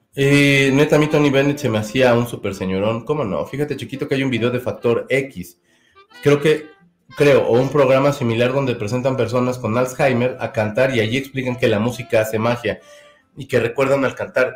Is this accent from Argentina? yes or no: no; Mexico; soy de México